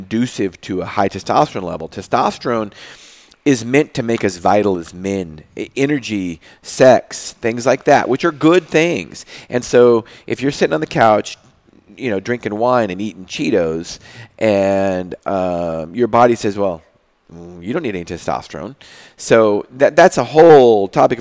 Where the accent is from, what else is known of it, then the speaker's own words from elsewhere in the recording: Moses Lake, Washington, United States; I interned at a small pharmacy in Moses Lake, my hometown